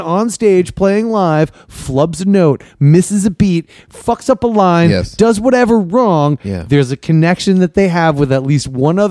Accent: Massachusetts, United States; I grew up in Massachusetts

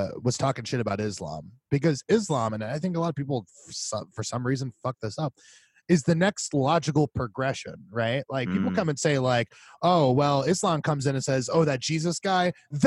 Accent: Tampa, Florida, United States; moved away; we are from Tampa. We still have 813 numbers, even though we are so far from the 813 area code

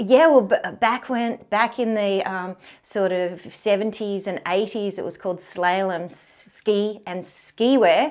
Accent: Canberra, Australian Capital Territory, Australia; born or raised there

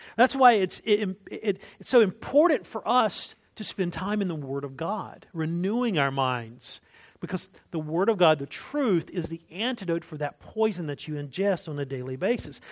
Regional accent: United States; as an American

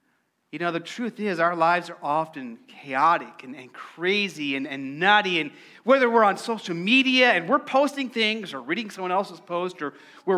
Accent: Arizona, United States; moved away; Growing up in Arizona, you know, the weather was more like this

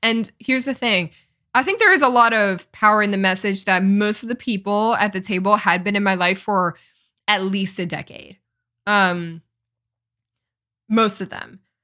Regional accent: Connecticut, United States; moved away as an adult; also born or lived in Los Angeles, California; my hometown is in Connecticut. It's a small town in Connecticut

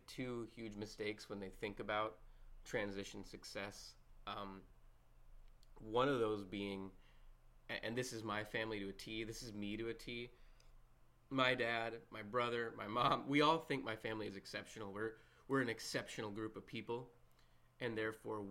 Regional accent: Minnesota, United States; That's my home state

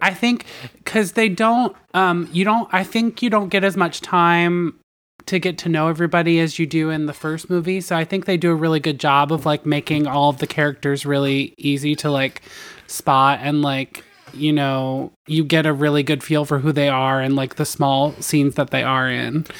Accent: Delaware, United States; I'm from Delaware

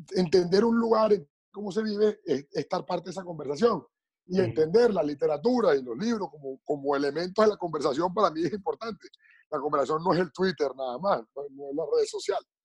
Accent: Venezuela; moved away; Somos venezolanos, estemos donde estemos

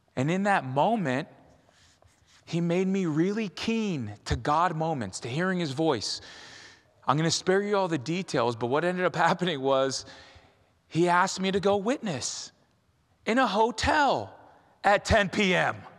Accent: California, United States; I'm Tongan from California

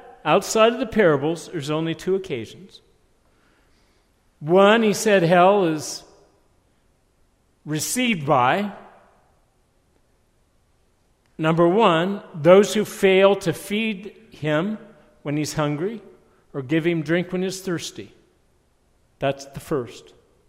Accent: Ohio, United States; When I grew up in Lake Erie, we used to spend our summers there.

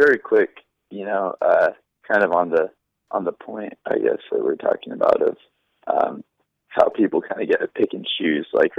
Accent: United States; Now, I'm not saying I'm not an American

